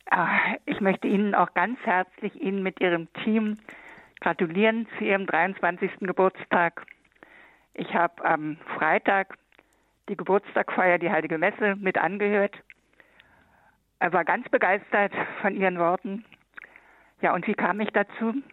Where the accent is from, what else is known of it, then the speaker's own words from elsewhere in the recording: Luckenwalde, Brandenburg, Germany; also born or lived in Berlin; Geboren bin ich noch in Berlin, aber aufgewachsen, da gibt es ein Kloster, ein Benediktinerinnenkloster in Alexanderdorf.